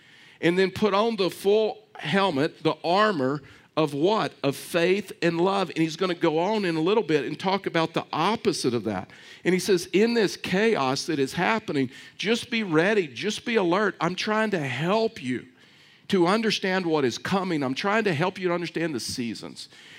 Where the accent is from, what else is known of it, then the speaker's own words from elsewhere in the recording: Texas, United States; I was raised in East Texas, and I mean it's deep into East Texas